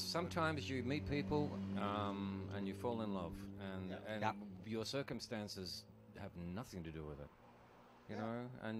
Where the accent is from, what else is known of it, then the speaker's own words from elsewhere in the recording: Australia; I'm Australian.